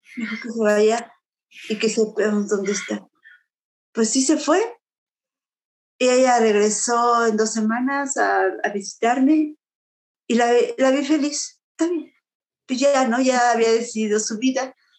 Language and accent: Spanish; Puebla, Mexico; moved away; mi pueblo, yo soy de en Puebla